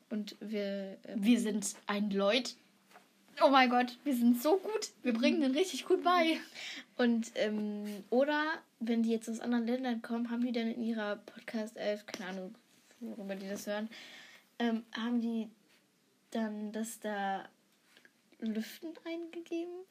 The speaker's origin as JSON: {"language": "German", "country": "Germany"}